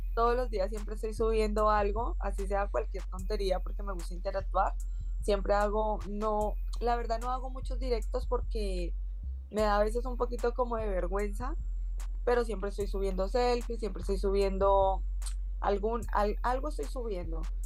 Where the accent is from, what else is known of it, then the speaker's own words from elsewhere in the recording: Colombia; now in Valencia, Spain; como buena colombiana